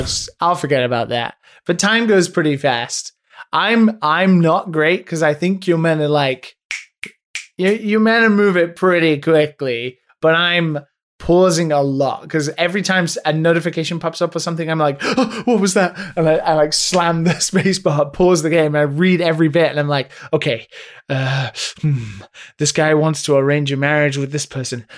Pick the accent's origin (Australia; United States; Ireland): Ireland; I'm obviously Catholic 'cause I'm Irish